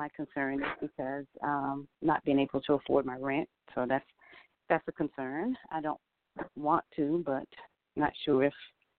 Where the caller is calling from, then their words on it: Georgia, United States; I'm calling from Georgia.